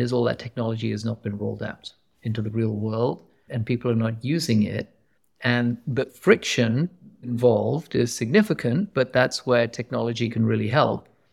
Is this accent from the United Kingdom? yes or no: yes; England, United Kingdom; moved away as an adult; also born or lived in Pakistan; now in Silicon Valley, United States; I grew up in England.